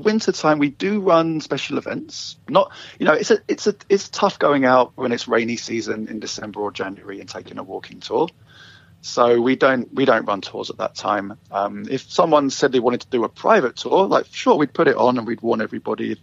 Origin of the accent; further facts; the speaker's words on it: London, United Kingdom; moved away as an adult; now in Vancouver, Canada; You might hear from my accent, I'm not originally from Vancouver. I am from London, England originally. And I moved here with my wife 10 years ago